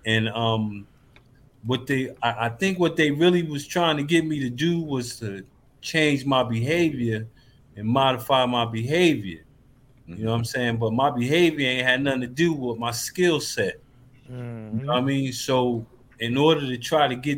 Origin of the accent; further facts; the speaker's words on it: Paterson, New Jersey, United States; moved away; I'm originally from Paterson, New Jersey. I'm not from Texas